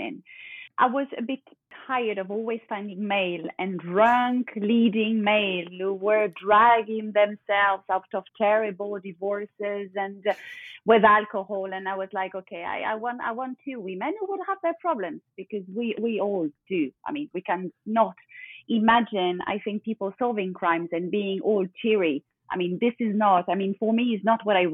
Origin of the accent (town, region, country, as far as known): France; first language French; English is a second language; moved away as an adult; now in London, United Kingdom